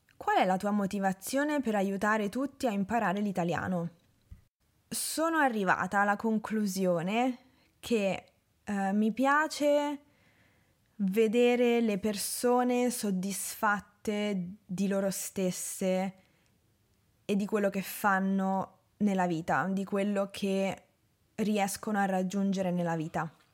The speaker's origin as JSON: {"language": "Italian", "town": "Rome", "region": "Lazio", "country": "Italy", "tie": "born or raised there", "also_born_or_lived": "Norway", "said": "Sì, sono nata a Roma."}